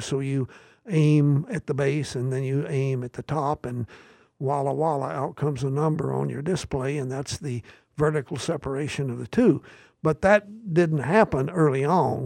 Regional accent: Southern Appalachians, United States; moved away as an adult; now in Massachusetts, United States; I grew up in the Southern Appalachians and the, uh, shadows of the Great Smoky Mountains

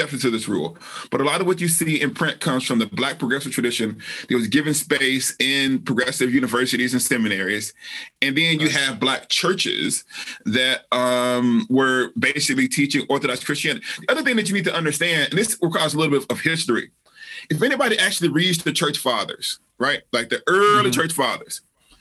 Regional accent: Alabama, United States; I'm from Alabama

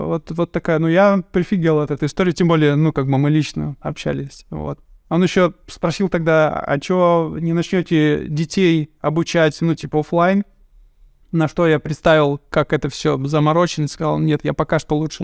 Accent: Chelyabinsk, Chelyabinsk Oblast, Russia; я сам из Челябинска

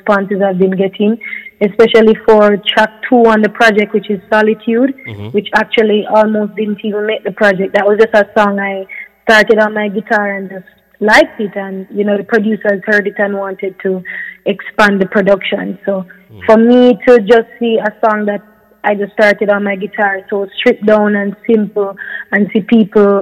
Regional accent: Jamaica; I'm a Jamaican doing music

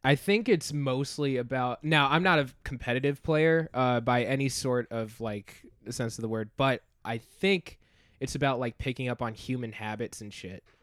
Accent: North Carolina, United States; also born or lived in Farmington Hills, Michigan; now in Chicago, United States; before I came to Chicago, I, I was in North Carolina. I, I, I was born in Michigan, uh, had family there, like, lived there for the first six years of my life

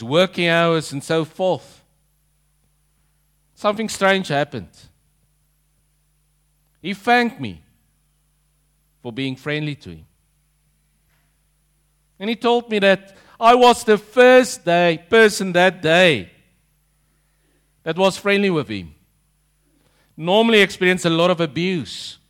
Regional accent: South Africa; moved away as an adult; now in Langwarrin, Australia; That's my kind of people, being South African

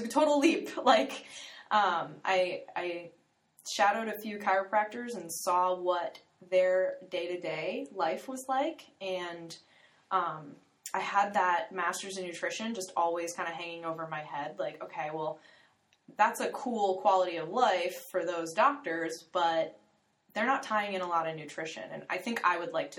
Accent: Florida, United States; I was born and raised in Florida

